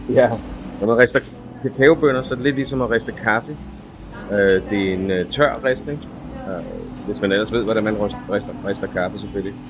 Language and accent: Danish; Denmark; moved away as an adult; now in Costa Rica; da jeg var barn i Danmark